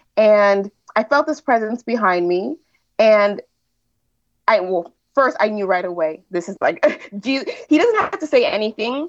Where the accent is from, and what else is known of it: United States; moved away as an adult; now in Quebec, Canada